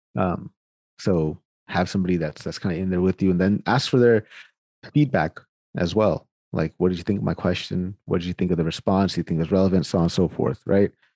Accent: Sacramento, California, United States; now in Winnipeg, Canada; I'm born and raised in Sacramento. Sacramento, California is where I am from.

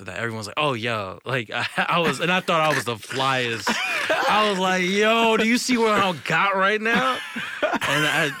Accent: Virginia, United States; So, I'm from Virginia, Northern Virginia.

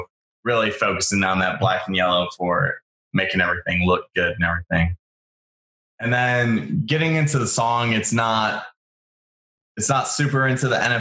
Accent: Michigan, United States; I'm from Michigan

